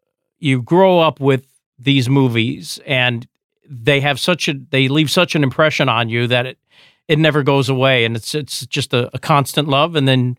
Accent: Paterson, New Jersey, United States; Originally from Jersey, from Passaic Patterson.

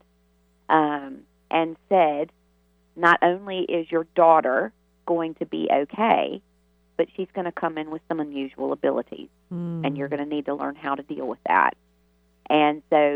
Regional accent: Martinsville, Virginia, United States; accent: southern drawl; moved away as an adult; now in Ireland; I am from Martinsville, Virginia

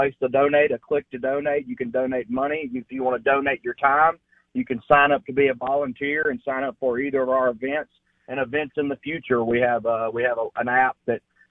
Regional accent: Senatobia, Mississippi, United States; I am from Senatobia, Mississippi.

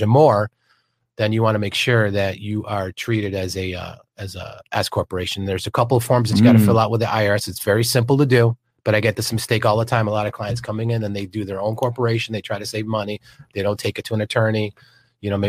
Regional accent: upstate New York, United States; moved away as an adult; also born or lived in Manhattan, New York; now in Florida, United States; I was born in Manhattan, but I grew up in upstate New York, and I've been down in Florida for about what, 20 years

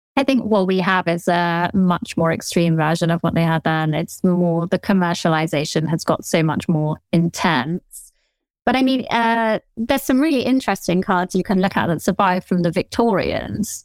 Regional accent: southern England, United Kingdom; accent: Generic Southern

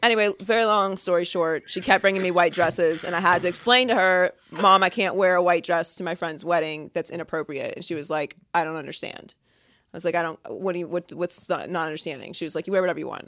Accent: Pittsburgh, Pennsylvania, United States; I'm also from Pittsburgh.

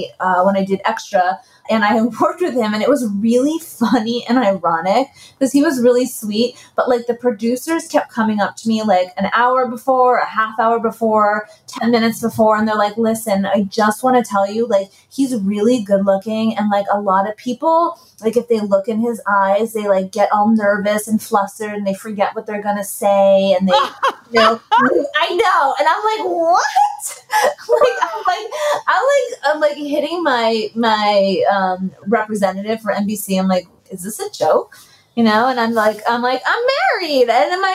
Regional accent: New York City, New York, United States; moved away; born and raised in the Bronx

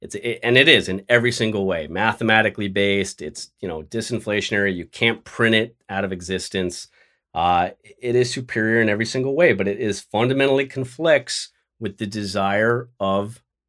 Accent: Los Angeles, California, United States; now in New York, United States; I'd move to LA where I grew up in the San Fernando Valley and challenge him for that seat

